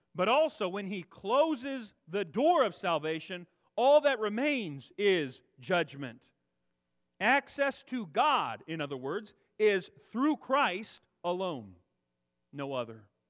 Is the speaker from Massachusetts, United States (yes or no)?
no; Central Valley, California, United States; also born or lived in Texas / Kansas / Arizona; I grew up in the Central Valley, lived here nearly my whole life